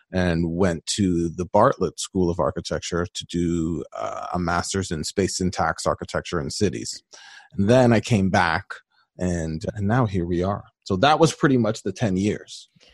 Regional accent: Mississauga, Ontario, Canada; also born or lived in Toronto; I grew up in the Greater Toronto Area, just outside of Toronto, starting in Toronto, but ended up doing a lot of my school and stuff just outside of Toronto in a city called Mississauga

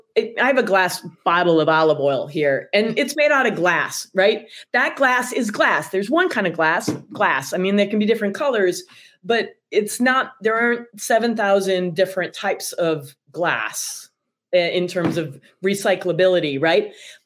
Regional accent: Michigan, United States; now in Chicago, United States; I'm from Michigan

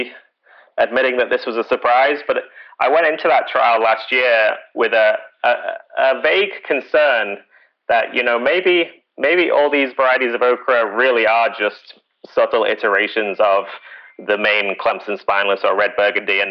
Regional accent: United Kingdom; moved away; I'm British

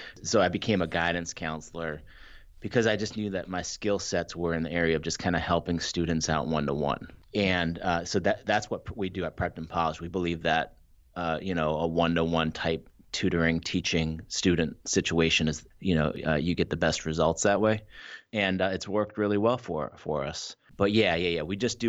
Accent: Brookline, Massachusetts, United States; also born or lived in Ann Arbor, Michigan; So I was born and raised in Ann Arbor, Michigan, United States. Moved to Brookline, Massachusetts when I was seven.

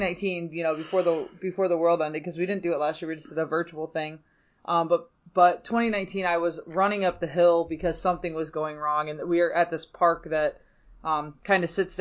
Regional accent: Bedford, Michigan, United States; I went to high school right over the line into Michigan in a little township called Bedford

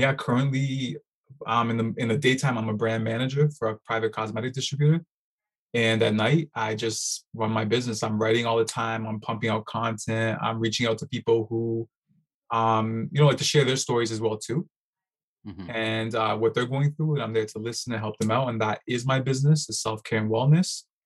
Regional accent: Toronto, Ontario, Canada; born and raised in Toronto

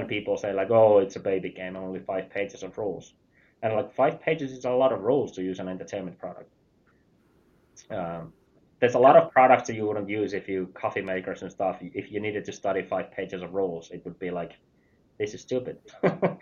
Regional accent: Finland; I'm from Finland

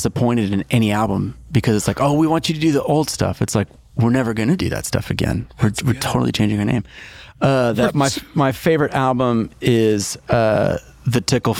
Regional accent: Stillwater, Oklahoma, United States; I'm from Stillwater, Oklahoma.

